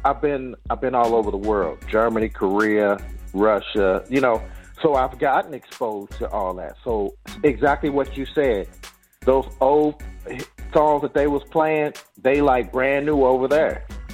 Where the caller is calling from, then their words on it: Saudi Arabia; So I'm calling from Saudi Arabia right now.